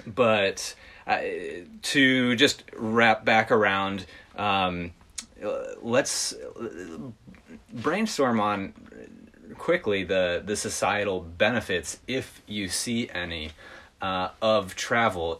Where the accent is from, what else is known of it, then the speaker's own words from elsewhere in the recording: Midwest, United States; growing up in the Midwest in a smaller city